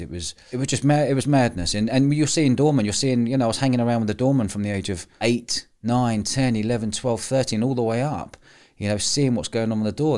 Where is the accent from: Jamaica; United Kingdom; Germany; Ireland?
United Kingdom; London; I grew up in pubs, living above pubs in London